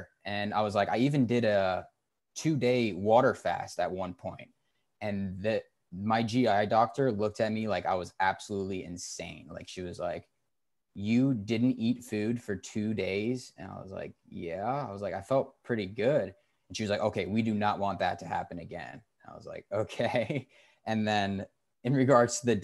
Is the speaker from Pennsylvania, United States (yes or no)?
no; Cary, North Carolina, United States; I grew up in Cary, North Carolina